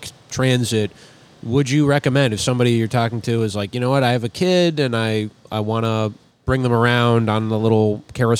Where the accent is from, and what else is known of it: St. Paul, Minnesota, United States; born or raised there; moved away